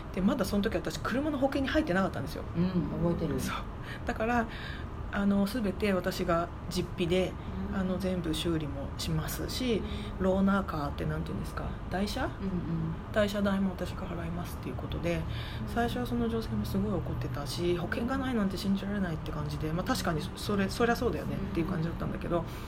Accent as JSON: {"language": "Japanese", "region": "Tokyo", "country": "Japan", "tie": "born or raised there", "moved": "as an adult", "lives_now": "Honolulu, United States", "said": "私東京出身なんですよ"}